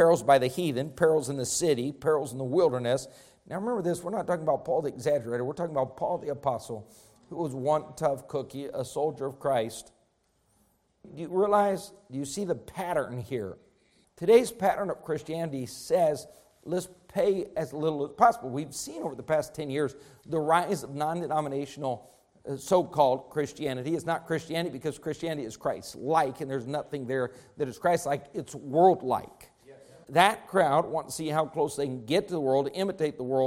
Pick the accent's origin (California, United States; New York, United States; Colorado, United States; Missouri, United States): Colorado, United States; Rifle; as a young man growing up in Rifle, Colorado